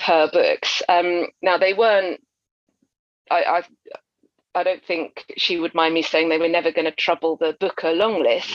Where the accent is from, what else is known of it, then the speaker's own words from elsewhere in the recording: Essex, East of England, United Kingdom; now in London, United Kingdom; I grew up in Essex, but I went to a convent school, and I would say about half of us were from Irish, of Irish descent